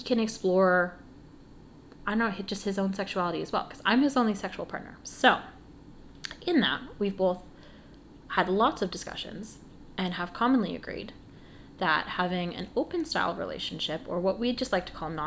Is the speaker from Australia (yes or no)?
no; Canada; We're Canadian